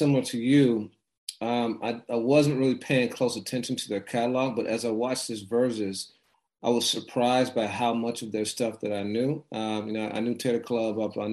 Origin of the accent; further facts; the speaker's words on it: Midwest, United States; I'm from the Midwest